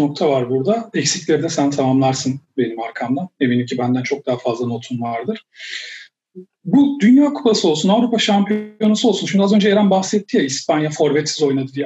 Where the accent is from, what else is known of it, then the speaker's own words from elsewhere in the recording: Turkey; ben yani Türk'üm